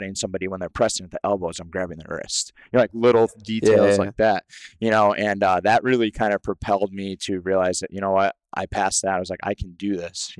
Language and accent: English; Salem, Massachusetts, United States; also born or lived in Connecticut / New Hampshire / Nashville, Tennessee; So I was actually born in Salem, Massachusetts. So Massachusetts is actually my hometown